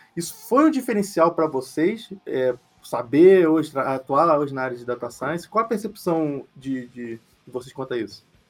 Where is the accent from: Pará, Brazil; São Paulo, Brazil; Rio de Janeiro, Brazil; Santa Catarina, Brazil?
Rio de Janeiro, Brazil; Eu nasci e cresci no Rio de Janeiro